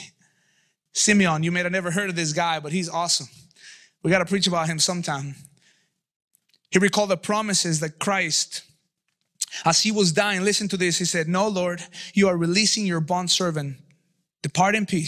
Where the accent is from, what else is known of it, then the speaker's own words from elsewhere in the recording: Mexico City, Mexico; moved away; I grew up in Mexico City